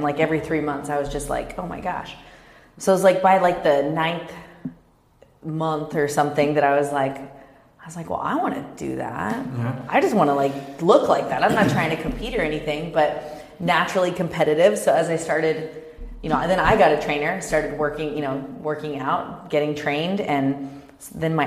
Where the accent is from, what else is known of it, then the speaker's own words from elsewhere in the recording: Kansas, United States; also born or lived in Dallas, Texas; now in Orange County, United States; I grew up in Kansas